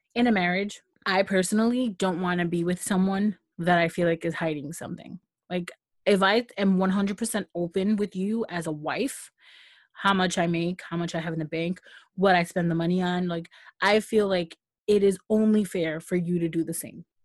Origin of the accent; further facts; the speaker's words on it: United States; I'm American